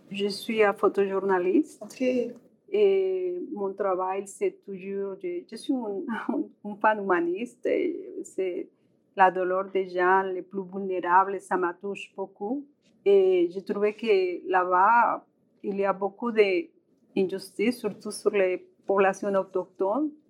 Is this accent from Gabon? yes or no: no; Colombia; French is a second language; moved away as an adult; also born or lived in Montreal, Canada; now in Regina, Canada